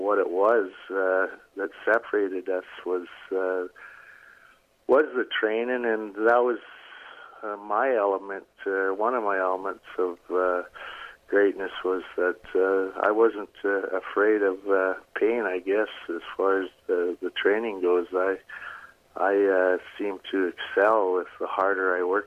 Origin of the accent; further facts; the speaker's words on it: Medicine Hat, Alberta, Canada; Medicine Hat, where my hometown, or I was home base back then